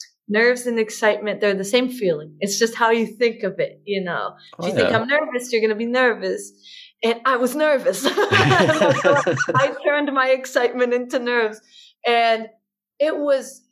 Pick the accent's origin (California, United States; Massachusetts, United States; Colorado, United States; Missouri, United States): Massachusetts, United States; Boston; I'm from Boston